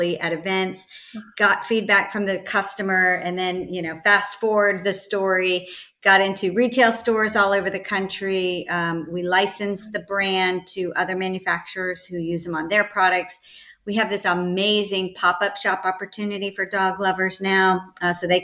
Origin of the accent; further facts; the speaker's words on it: Northern Virginia, United States; moved away as an adult; now in California, United States; I grew up in Virginia, Northern Virginia, outside of DC.